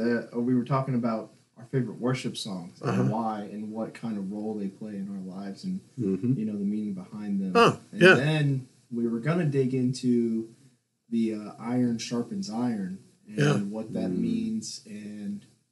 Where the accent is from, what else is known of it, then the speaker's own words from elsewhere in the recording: South Carolina, United States; also born or lived in Louisiana; technically from South Carolina, but I lived in Louisiana.